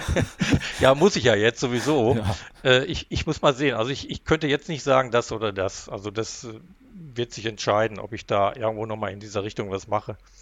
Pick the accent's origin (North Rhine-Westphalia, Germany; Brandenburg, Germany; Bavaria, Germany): North Rhine-Westphalia, Germany; Haltern am See; also born or lived in Recklinghausen; ich bin allerdings in, äh, im Münsterland groß geworden